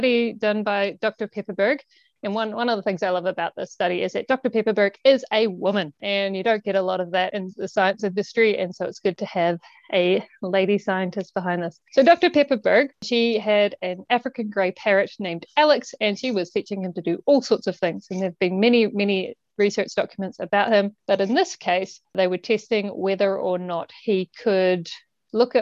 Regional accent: New Zealand; I'm from New Zealand

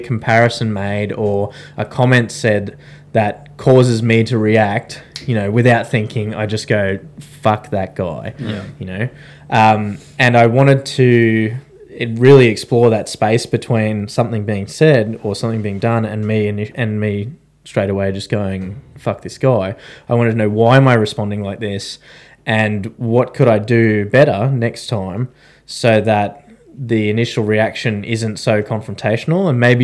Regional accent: Australia; we are three Australian veterans

